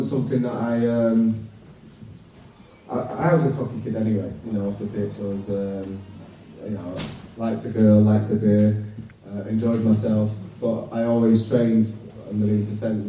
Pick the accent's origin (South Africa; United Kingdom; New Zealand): United Kingdom; Manchester, North West England; accent: Manc; also born or lived in London; a council estate where I was brought up in Manchester